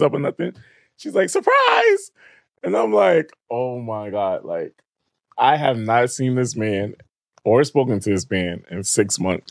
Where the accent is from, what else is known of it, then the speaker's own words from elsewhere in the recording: New York City, New York, United States; also born or lived in Queens; I was raised there for majority of my life